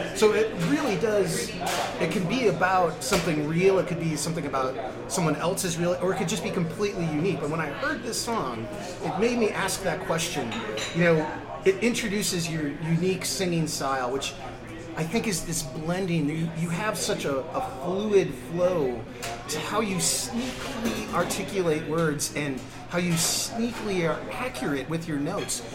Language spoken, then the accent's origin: English; United States; my humbling 50 years as an American